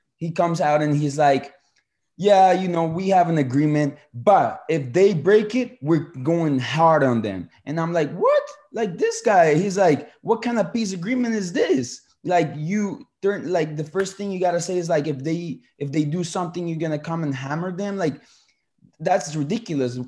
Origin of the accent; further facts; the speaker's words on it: Colombia; moved away; I'm a Colombian uh, citizen. I was born in Colombia